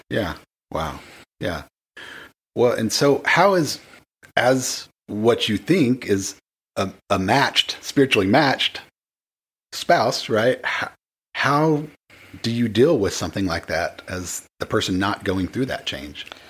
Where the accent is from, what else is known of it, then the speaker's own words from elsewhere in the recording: the Bible Belt, United States; because I grew up in the Bible Belt